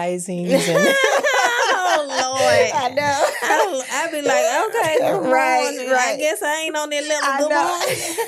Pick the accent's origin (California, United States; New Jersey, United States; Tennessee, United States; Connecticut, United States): Tennessee, United States; Memphis; I was born and raised in Memphis.